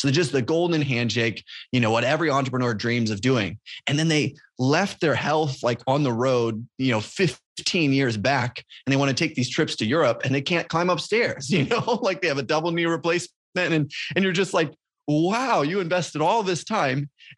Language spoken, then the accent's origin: English; Papua New Guinea; moved away as an adult; also born or lived in Indiana, United States; now in United States; So I grew up in Papua New Guinea, born there my whole life, grew up until I came back to university and went to college in Indiana.